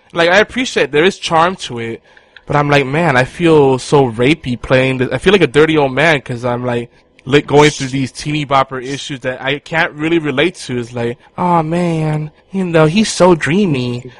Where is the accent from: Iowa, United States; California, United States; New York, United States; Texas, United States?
New York, United States; New York City; moved away; I grew up there, so I, I'm always gonna love New York City